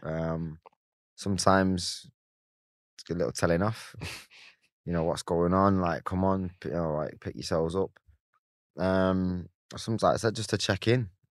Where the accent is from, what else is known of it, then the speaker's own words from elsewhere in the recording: Salford, North West England, United Kingdom; I grew up in Salford.